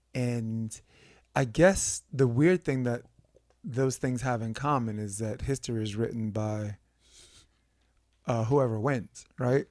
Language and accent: English; New York, United States; moved away; where I grew up in New York